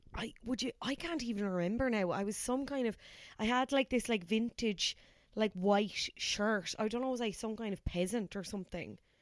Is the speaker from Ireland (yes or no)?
yes; Cork, Munster, Ireland; now in Dublin, Ireland; having moved from Cork to Dublin